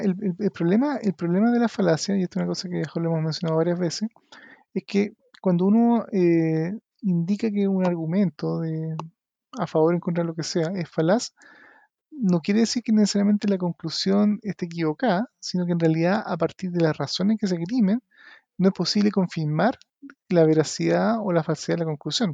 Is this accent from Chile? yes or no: yes; Chile; seamos los chilenos